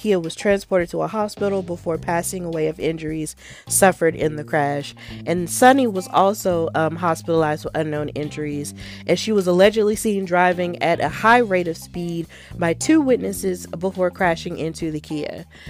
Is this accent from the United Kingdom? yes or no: no; Pittsburgh, Pennsylvania, United States; accent: Pittsburgh; the first thing I had to do was unlearn my Pittsburgh accent.